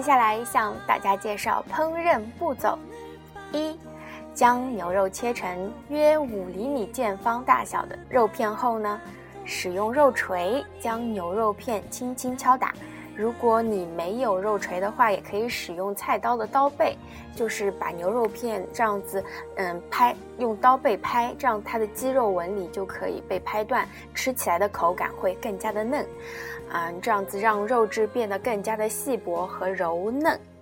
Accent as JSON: {"language": "Chinese", "country": "China", "said": "我们中国人民"}